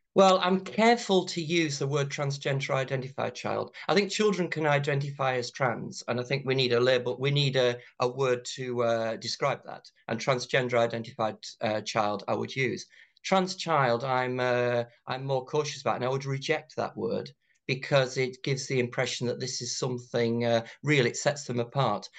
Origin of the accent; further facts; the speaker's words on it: County Durham, North East England, United Kingdom; growing up in County Durham in the nineteen eighties